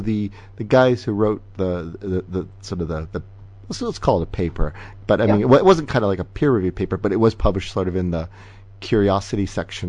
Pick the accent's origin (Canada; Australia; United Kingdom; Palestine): Canada; as a Canadian